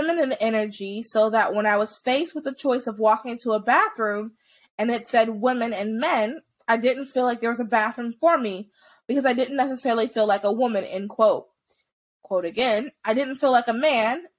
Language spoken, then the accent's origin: English; United States; as an American